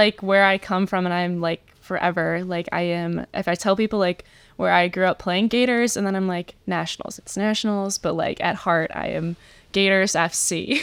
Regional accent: Shelby Township, Michigan, United States; also born or lived in Indiana; I am from Shelby Township, Michigan, so not too far from Michigan State

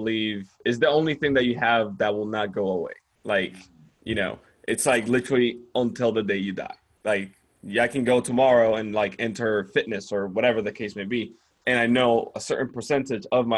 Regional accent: Dominican Republic; English is a second language; moved away as an adult; I come from the Dominican Republic. English is not my first language.

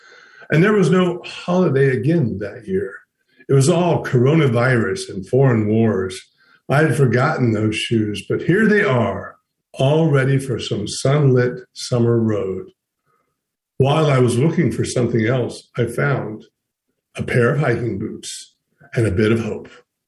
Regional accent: Western North Carolina, United States; I grew up in Western North Carolina, and grandfather had a small farm. We lived up on top of a mountain.

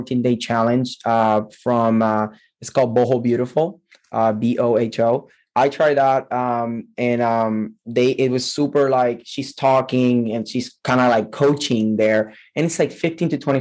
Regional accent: Puerto Rico; I am from Puerto Rico

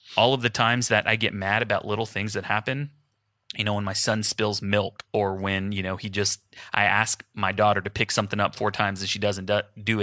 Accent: Houston, Texas, United States; moved away; my family's in Houston. I'm from Houston, just like Jason

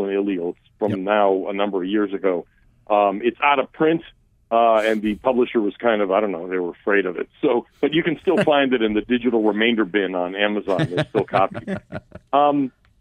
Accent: United States; born or raised there; first language Armenian; English is a second language; also born or lived in Soviet Armenia

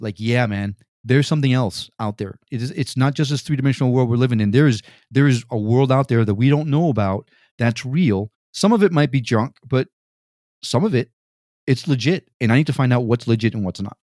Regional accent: Connecticut, United States; moved away as an adult; also born or lived in Puerto Rico / New York City; now in Miami, United States; I was raised in Connecticut

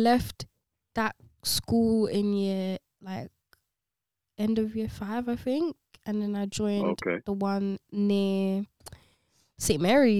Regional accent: Goa, India; moved away as an adult; now in London, United Kingdom; I'm from I was born and raised in India.

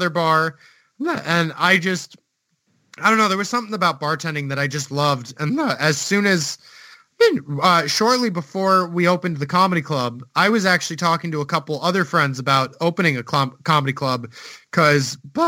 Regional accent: United States; moved away as an adult; now in Iceland

